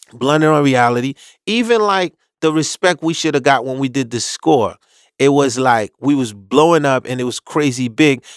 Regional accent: New York City, New York, United States; born or raised there; also born or lived in Haiti

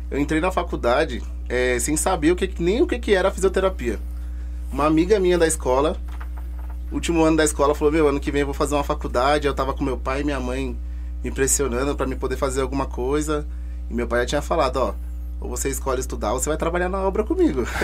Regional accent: São Paulo, Brazil; Como eu já falei, eu sou do bairro do Jardim Varginha, né?

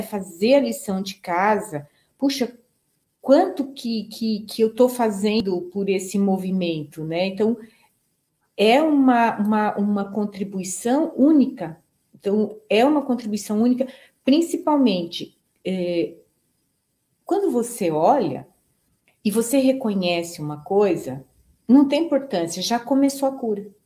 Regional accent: Brazil; nós somos brasileiros

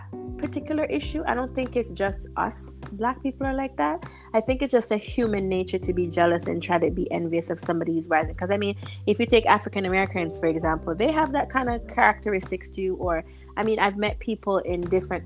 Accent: Jamaica; we're obviously from Jamaican descent. We're Jamaican

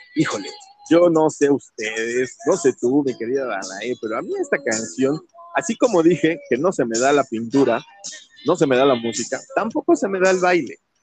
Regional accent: Mexico; yo no había visto afros así, y menos en mi país

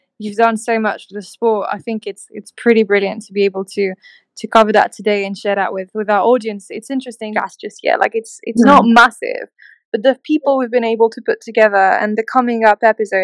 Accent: Newmarket, East of England, United Kingdom; I was born in Newmarket in England.

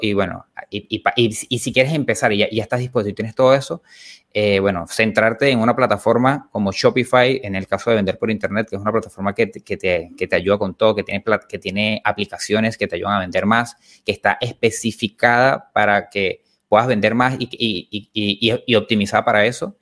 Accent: Venezuela; moved away as an adult; now in Argentina; yo soy venezolano

